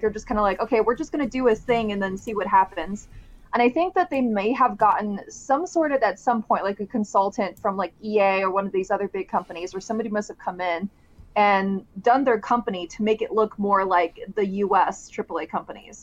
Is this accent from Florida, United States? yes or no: no; California, United States; I'm from California